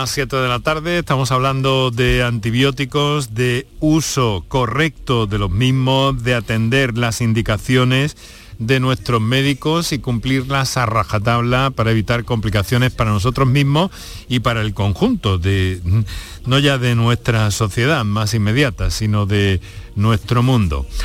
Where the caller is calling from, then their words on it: Seville, Andalusia, Spain; Buenas tardes … de Sevilla.